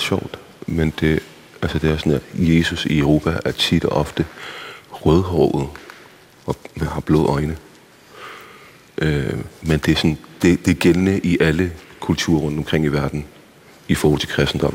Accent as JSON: {"language": "Danish", "town": "Copenhagen", "region": "Capital Region of Denmark", "country": "Denmark", "tie": "born or raised there", "also_born_or_lived": "Iraq / Baghdad"}